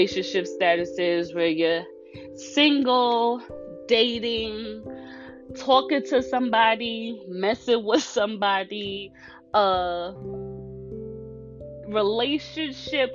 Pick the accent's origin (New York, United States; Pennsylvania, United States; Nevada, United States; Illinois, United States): New York, United States; I'm from New York.